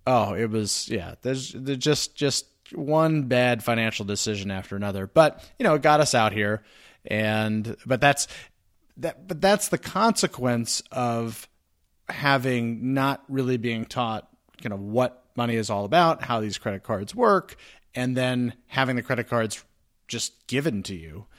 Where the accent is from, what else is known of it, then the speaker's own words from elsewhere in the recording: New Jersey, United States; I'm from New Jersey